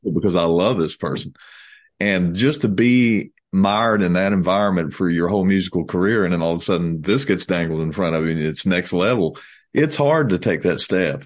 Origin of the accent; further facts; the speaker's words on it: United States; we're from America